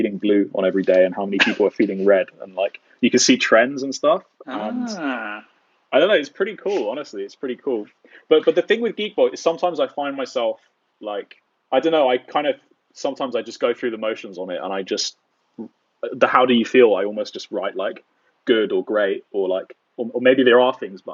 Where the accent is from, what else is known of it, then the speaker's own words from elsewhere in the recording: United Kingdom; me being like a Brit